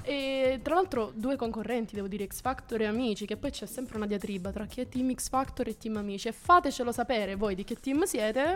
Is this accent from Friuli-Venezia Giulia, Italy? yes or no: no; Salento, Apulia, Italy; vengo dal Salento